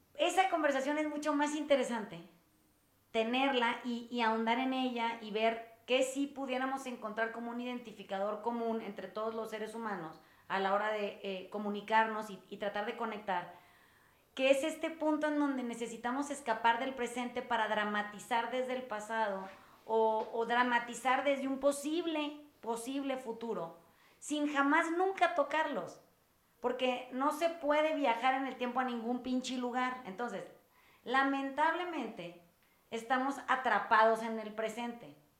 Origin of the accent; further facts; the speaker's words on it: Sinaloa, Mexico; yo soy sinaloense